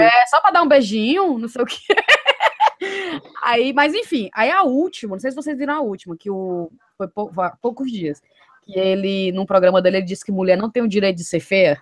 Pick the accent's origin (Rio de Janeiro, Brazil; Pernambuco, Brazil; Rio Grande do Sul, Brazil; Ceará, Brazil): Ceará, Brazil; Fortaleza; moved away; depois que eu saí de Fortaleza